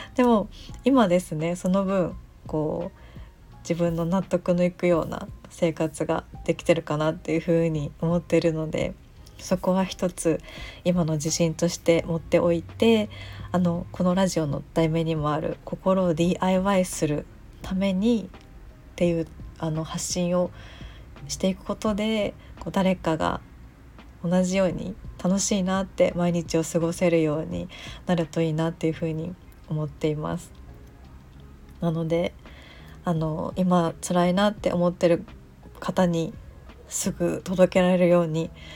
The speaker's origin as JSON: {"language": "Japanese", "region": "Chiba", "country": "Japan", "tie": "born or raised there", "moved": "as an adult", "lives_now": "Fukuoka, Japan", "said": "私が出身が千葉県であのずっと千葉県で千葉県から引っ越さずに住んでいてその10年前ぐらいに福岡に来たので"}